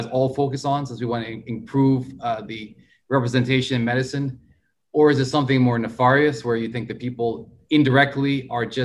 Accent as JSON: {"language": "English", "country": "United States", "said": "me being Indian American"}